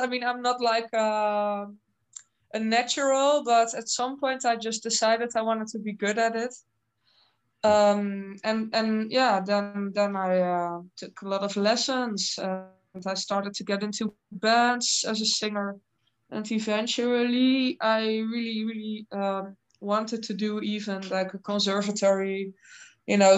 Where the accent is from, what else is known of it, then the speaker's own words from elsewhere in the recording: Netherlands; I'm from the Netherlands